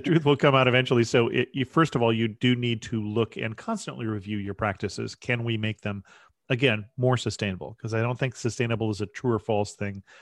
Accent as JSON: {"language": "English", "country": "United States", "said": "I'm, I'm an American"}